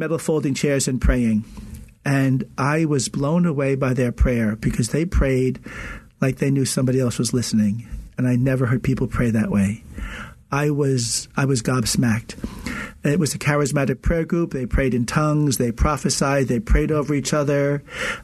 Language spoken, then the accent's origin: English; Long Island, New York, United States; moved away as an adult; also born or lived in Newark, New Jersey; I was born and raised a Catholic in Long Island